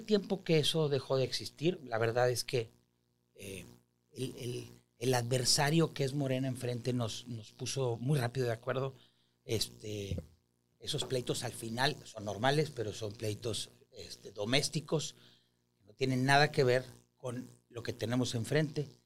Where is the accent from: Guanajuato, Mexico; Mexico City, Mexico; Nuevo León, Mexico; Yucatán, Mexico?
Nuevo León, Mexico; Monterrey; soy un regiomontano de 45 años.